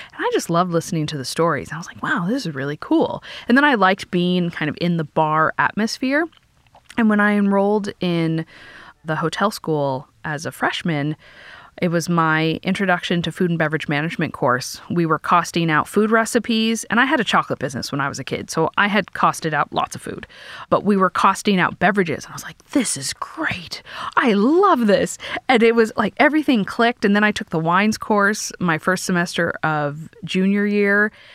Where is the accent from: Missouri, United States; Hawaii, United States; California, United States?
California, United States; as a Californian, born and raised in California